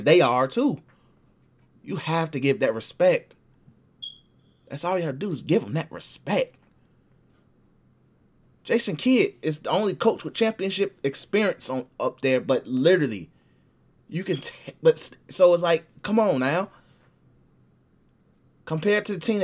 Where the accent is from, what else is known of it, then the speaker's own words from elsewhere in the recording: Chicago, Illinois, United States; Southside Chicago, G. We groom hoopers here